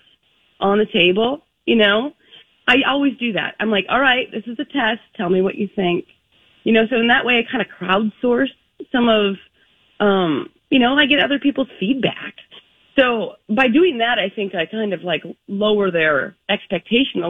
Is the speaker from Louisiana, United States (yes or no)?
no; Park Rapids, Minnesota, United States; it's how I grew up, honestly, you know, I'm from Park Rapids